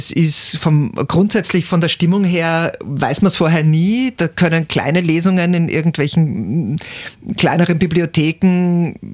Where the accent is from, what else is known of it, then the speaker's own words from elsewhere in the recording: Perchtoldsdorf, Lower Austria, Austria; Aufgewachsen im Berchtoldsdorf.